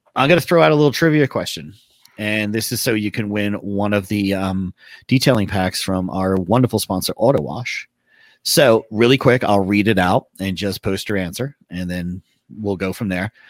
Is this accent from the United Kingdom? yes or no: yes; England, United Kingdom; I grew up in England